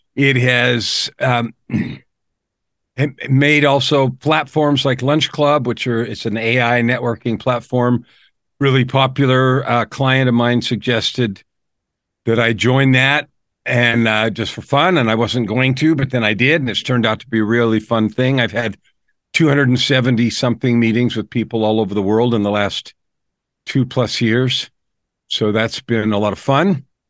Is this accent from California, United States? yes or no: yes; San Francisco, California, United States; also born or lived in Phoenix, Arizona; now in Edmonton, Canada; I was born in San Francisco